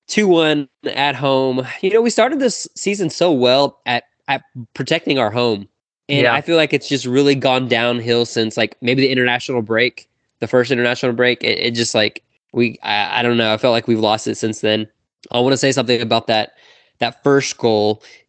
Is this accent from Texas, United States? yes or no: yes; Houston, Texas, United States; I'm from Houston area, and I am Houston sports all the way through